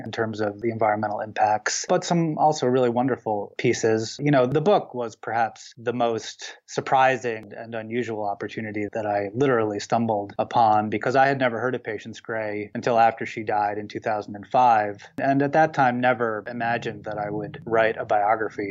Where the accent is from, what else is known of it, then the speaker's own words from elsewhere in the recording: the Adirondacks, upstate New York, United States; now in Vermont, United States; I grew up in the Adirondacks in upstate New York